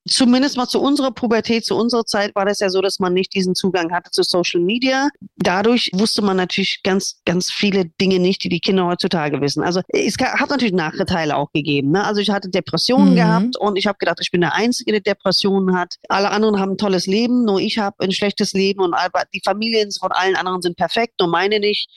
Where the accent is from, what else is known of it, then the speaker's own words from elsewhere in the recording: United States; now in Germany; da, wo ich groß geworden bin, in USA